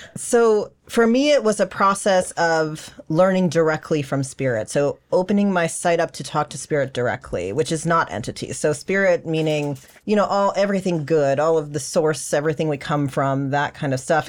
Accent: South Florida, United States; also born or lived in Los Angeles; I was born in Los Angeles, actually, but I grew up in South Florida.

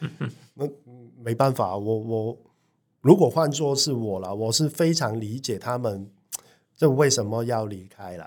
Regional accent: Hong Kong; now in Taiwan; 我们香港人

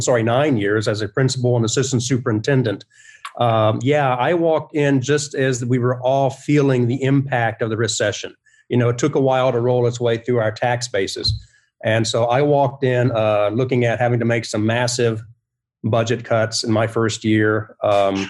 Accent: Texas, United States; also born or lived in Gahanna, Ohio; now in Ohio, United States; I grew up in Texas and moved to Ohio

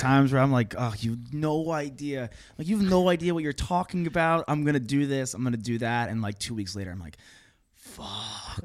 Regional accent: Long Island, New York, United States; I'm from Long Island

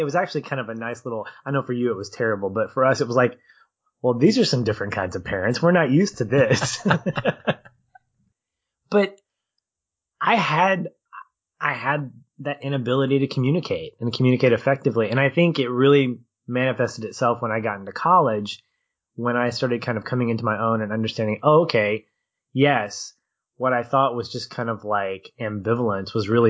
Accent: Arkansas, United States; accent: Southern; when people hear me talk, they're like, you don't sound like you're from Arkansas. And it's like, because I got rid of my Southern accent when I did theater.

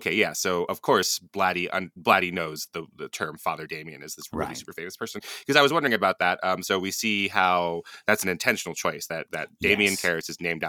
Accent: Hawaii, United States; I was growing up in Hawaii in the 80s

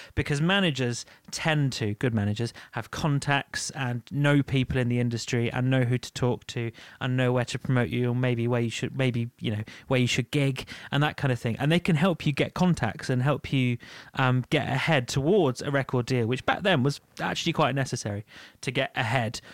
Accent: United Kingdom; We're British.

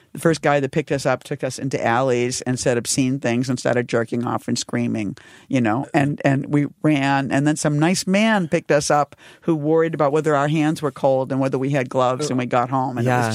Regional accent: Boston, Massachusetts, United States; I'm from Boston. Yeah, I grew up in Boston

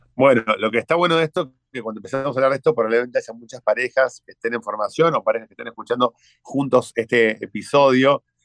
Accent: Argentina; Aquí en Argentina le decimos es un dandy

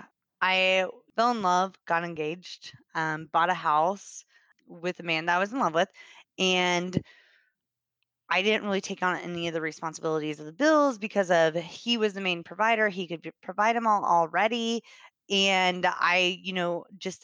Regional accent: Kansas, United States; moved away as an adult; now in Austin, United States; So I grew up in Kansas. I lived there for 26 years. I moved here in Austin 4 years ago

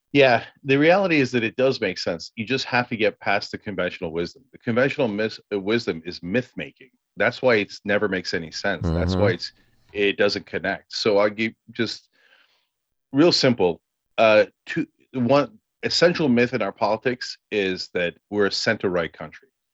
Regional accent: Freehold, New Jersey, United States; I partly grew up in Freehold, and he grew up on Randolph Street, and I grew up on Randolph Road

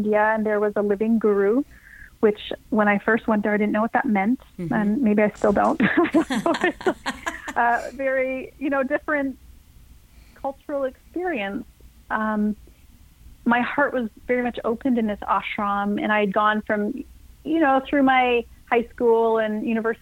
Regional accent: Canada; a Canadian girl growing up in a small farming town

